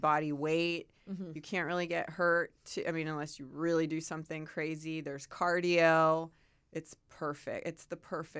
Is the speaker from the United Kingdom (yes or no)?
no; Santa Barbara, California, United States; born there; And then ended up in Santa Barbara, and that's where I was born.